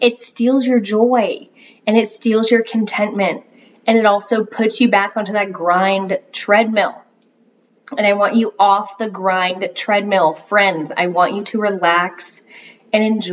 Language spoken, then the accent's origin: English; Florida, United States; now in North Carolina, United States; I'm from Florida originally